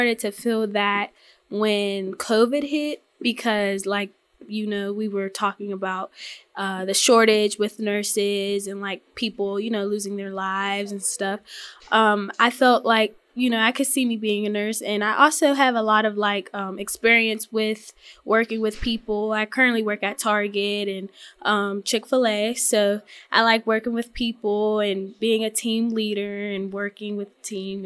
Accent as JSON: {"language": "English", "town": "Pittsburgh", "region": "Pennsylvania", "country": "United States", "said": "I'm from Pittsburgh, Pennsylvania, from a neighborhood. It's called Penn Hills, and I attend Otterdice High School."}